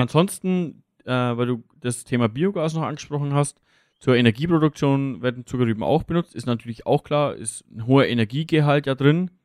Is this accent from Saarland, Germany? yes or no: no; Lower Franconia, Bavaria, Germany; hier bei uns jetzt im, im Raum, vor allem jetzt im Raum Unterfranken